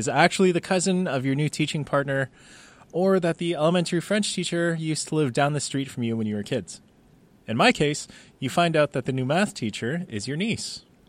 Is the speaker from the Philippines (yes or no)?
yes; Philippines; now in Vietnam; We're both Filipino. And one of the things about being Filipino in Vietnam is that they're both Southeast Asian countries.